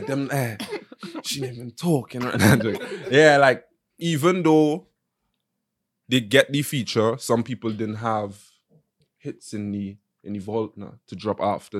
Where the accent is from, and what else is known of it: Nigeria; now in Los Angeles, United States